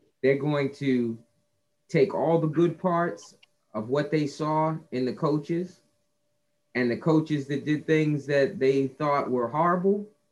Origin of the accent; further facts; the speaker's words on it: New Jersey, United States; I grew up in New Jersey